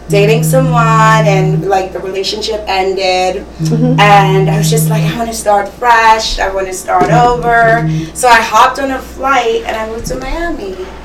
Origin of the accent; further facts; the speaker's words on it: Trinidad & Tobago; Yes. So Trinidad and Tobago.